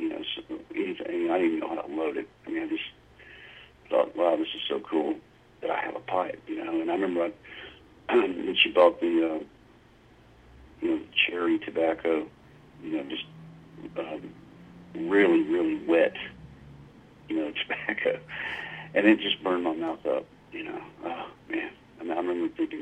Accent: Louisville, Mississippi, United States; also born or lived in Illinois / Meridian, Mississippi / Nashville; I grew up in Mississippi

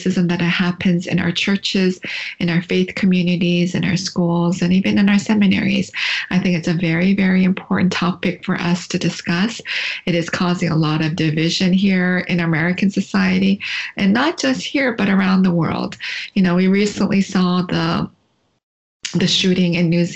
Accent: London, Ontario, Canada; moved away as an adult; also born or lived in Korea; now in Indiana, United States; growing up in Canada in a small town called London, Ontario, it's about 2.5 hours from Toronto

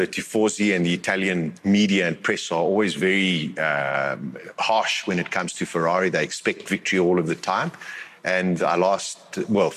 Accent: South Africa; we as South Africans

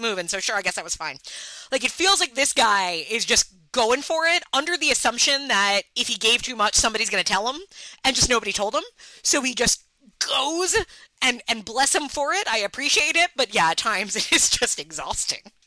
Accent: New York, United States; me being a New Yorker

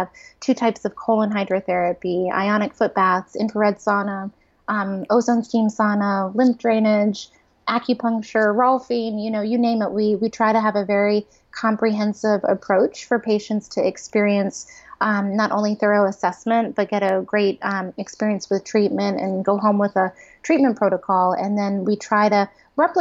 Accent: East Coast outside of DC, United States; I grew up on the East Coast outside of DC

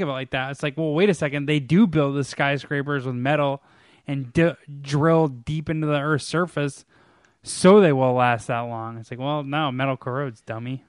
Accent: New York, United States; I'm from New York

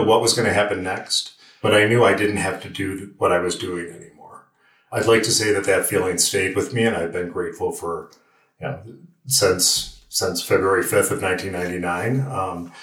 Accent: Western New York, United States; moved away; also born or lived in Lockport, New York; I grew up in Western New York

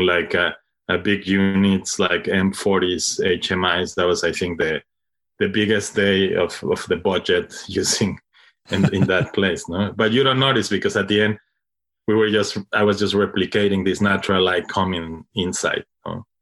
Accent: Mexico; English is a second language; moved away as an adult; now in Brooklyn, United States; I'm, I'm from Mexico, but I moved, like, around ten years to Brooklyn

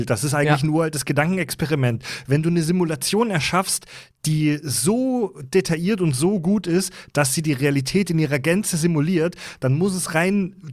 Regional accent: Kieselbronn, Baden-Württemberg, Germany; ich komme aus dem Südwesten, aus Kieselbronn und das weiß ich, die schlimmsten Menschen wohnen im Nachbardorf von Kieselbronn in Dürren.

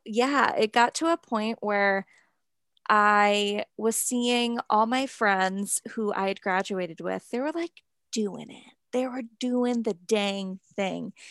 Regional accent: New Hampshire, United States; growing up in New Hampshire and, like, a small town

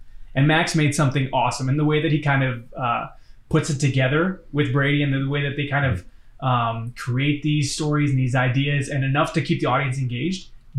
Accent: Edmonton, Alberta, Canada

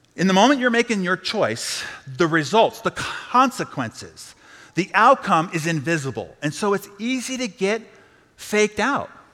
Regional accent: San Diego, California, United States; I'm from San Diego

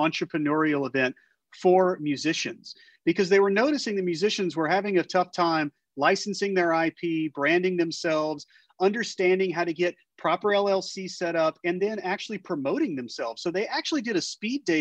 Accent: Baton Rouge, Louisiana, United States; also born or lived in Chalmette; now in New Orleans, United States; I'm originally from Baton Rouge

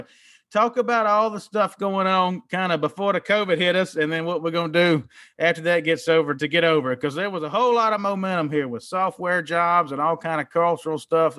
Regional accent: Mississippi, United States; moved away as an adult; now in New Orleans, United States; And I'm from Mississippi, but I always loved New Orleans.

